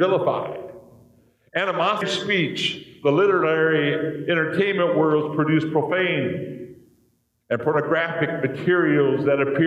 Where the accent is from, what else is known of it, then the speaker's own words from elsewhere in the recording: United States; we as American Christians